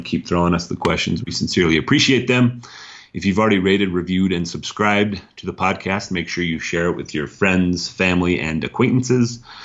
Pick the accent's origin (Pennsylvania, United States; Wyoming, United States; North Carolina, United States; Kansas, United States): Wyoming, United States; I'm from Wyoming